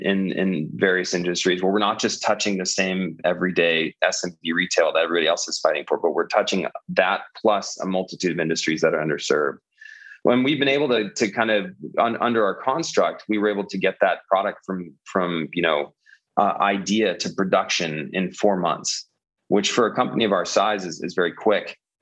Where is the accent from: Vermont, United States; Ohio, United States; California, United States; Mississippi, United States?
California, United States; now in Denver, United States; I came from California myself.